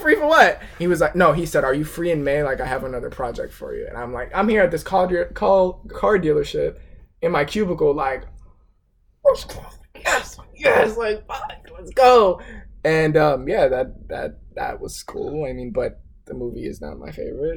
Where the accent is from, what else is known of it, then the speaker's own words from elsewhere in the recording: South Florida, United States; I'm from South Florida